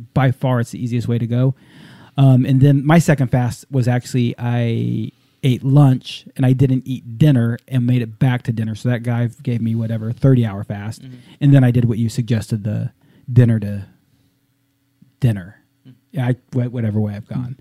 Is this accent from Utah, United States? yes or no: no; Southern California, United States; growing up in Southern California